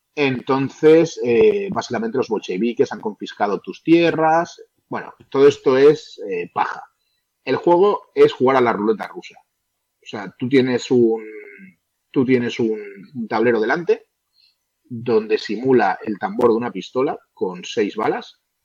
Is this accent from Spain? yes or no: yes; Valencia, Valencian Community, Spain; soy allí de Valencia